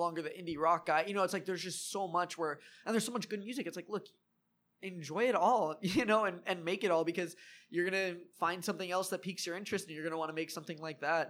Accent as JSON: {"language": "English", "town": "Wrightwood", "region": "California", "country": "United States", "tie": "born or raised there", "also_born_or_lived": "Lakewood, California", "moved": "yes", "lives_now": "Long Beach, United States", "said": "I grew up in the mountains, so I grew up in Wrightwood for a while"}